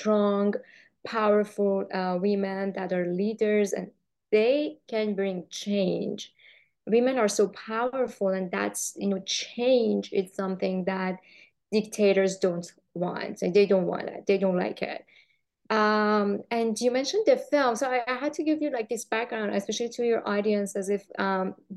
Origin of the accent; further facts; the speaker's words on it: Iran; moved away as an adult; also born or lived in Los Angeles; I'm from Iran, and I lived in Iran for like 20, 30 years